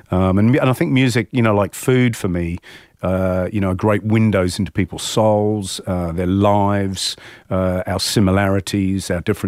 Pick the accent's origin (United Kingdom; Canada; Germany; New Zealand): United Kingdom; England; certainly growing up in England